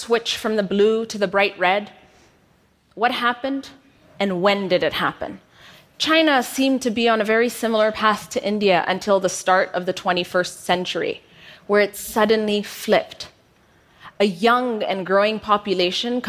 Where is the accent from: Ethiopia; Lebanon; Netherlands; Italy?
Ethiopia; moved away as an adult; also born or lived in United States; I moved from Ethiopia to the US for university. Upon my return back home